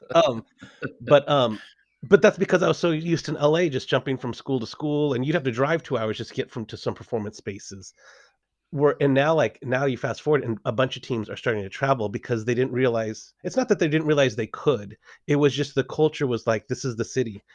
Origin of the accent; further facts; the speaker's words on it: Los Angeles, California, United States; moved away as an adult; also born or lived in San Diego; I'm from Los Angeles, uh, originally from San Diego, but from Los Angeles